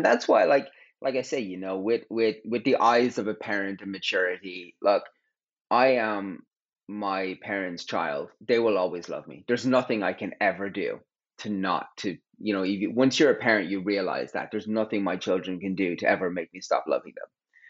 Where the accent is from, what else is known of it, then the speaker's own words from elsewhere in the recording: Terenure, County Dublin, Ireland; I grew up in Terranure, and on my road was the whole world.